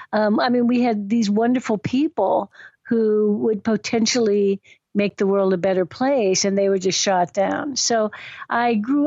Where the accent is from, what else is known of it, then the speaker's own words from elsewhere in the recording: Washington, District of Columbia, United States; I was born in Washington, D.C. I think of myself as like one of the original patriots because I was born in George Washington Hospital.